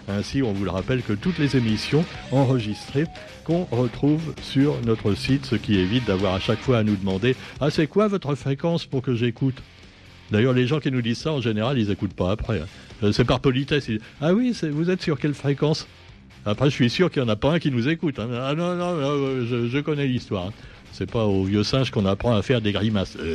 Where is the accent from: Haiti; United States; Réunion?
Réunion; C'est comme chez nous à la Réunion. Il y a un esprit de famille chez nos politiciens.